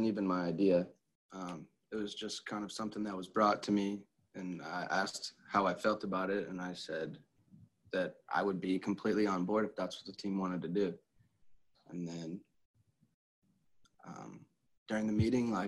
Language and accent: English; St. Louis, Missouri, United States; growing up in this country, I'm from St. Louis, which is one of the most segregated cities in this country. It's not always the easiest place to grow up